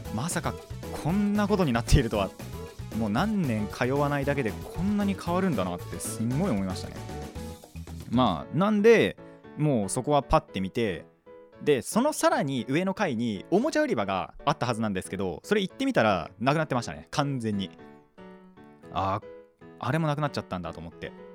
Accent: Hadano, Kanagawa, Japan; 僕の地元の秦野

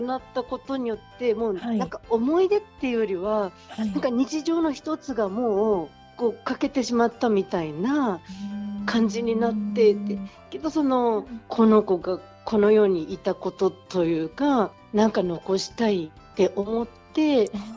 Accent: Sendai, Miyagi, Japan; 私の故郷の宮城県仙台市

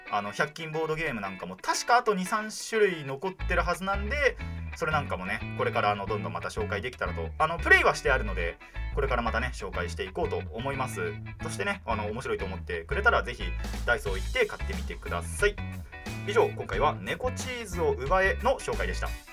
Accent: Tohoku, Japan; born or raised there; moved away

